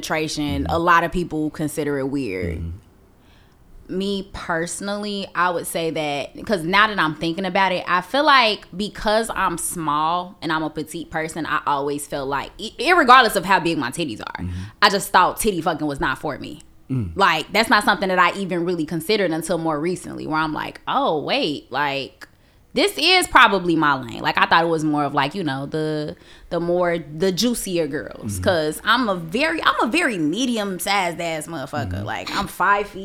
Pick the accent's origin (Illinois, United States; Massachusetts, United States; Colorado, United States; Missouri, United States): Illinois, United States; Chicago; I'm from Inglewood